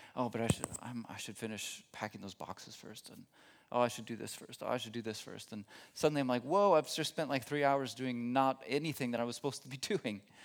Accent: Texas, United States; moved away as an adult; now in Germany; I'm not originally from Germany, from Texas originally

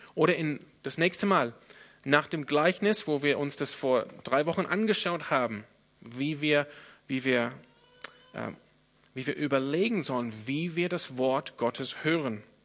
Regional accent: Australia; now in Germany; wo ich herkomme. In Australien

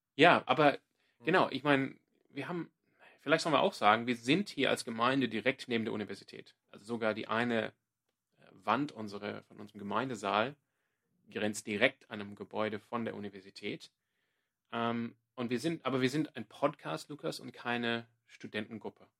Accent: Sydney, New South Wales, Australia; German is a second language; now in Freiburg, Germany; Ich komme ursprünglich aus Sydney in Australien

